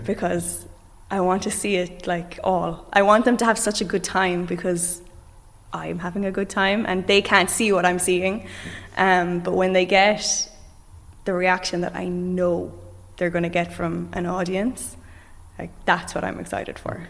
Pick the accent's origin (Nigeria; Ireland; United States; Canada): Ireland; Limerick, Munster; I come from Limerick